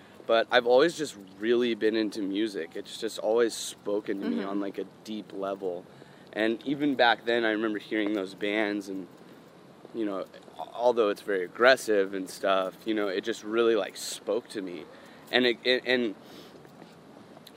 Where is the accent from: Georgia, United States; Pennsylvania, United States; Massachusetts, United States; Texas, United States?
Texas, United States; Dallas; I grew up in Dallas.